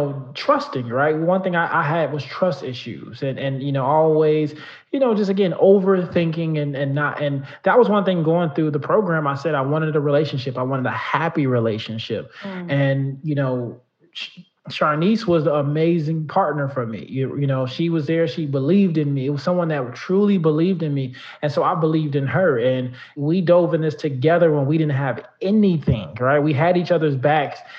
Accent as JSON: {"language": "English", "town": "Chicago", "region": "Illinois", "country": "United States", "tie": "born or raised there", "said": "I grew up in the south suburbs of Chicago"}